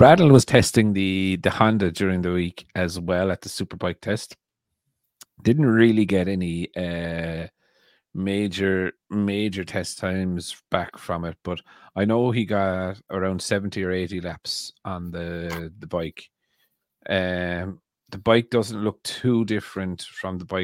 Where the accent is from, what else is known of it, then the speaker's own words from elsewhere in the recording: Ireland; I'm very Irish